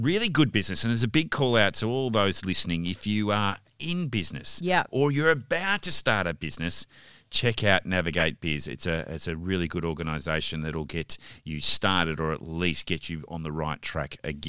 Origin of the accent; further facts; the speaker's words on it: Victoria, Australia; now in Western Australia, Australia; I'm an adopted West Australian. I'm a Victorian through and through. Still claim it